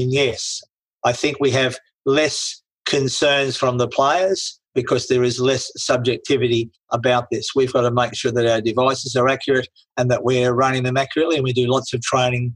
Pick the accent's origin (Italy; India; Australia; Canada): Australia; Tasmania; I come from Tasmania